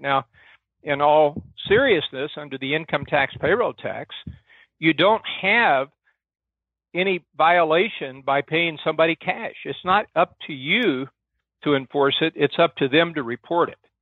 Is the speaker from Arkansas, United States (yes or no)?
yes; Arkansas, United States; I came from Arkansas. In Arkansas, my dad was a county sheriff